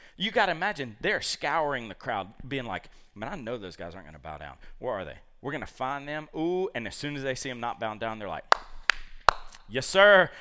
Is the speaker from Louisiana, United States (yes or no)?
no; Georgia, United States; moved away; I root for the University of Georgia 'cause I'm from Georgia